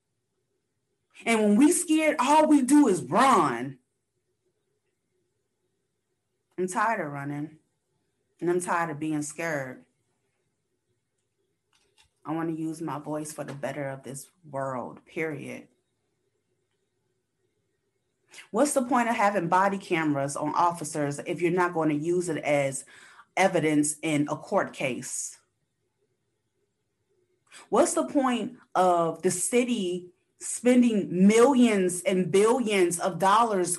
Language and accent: English; United States; I do know as an American citizen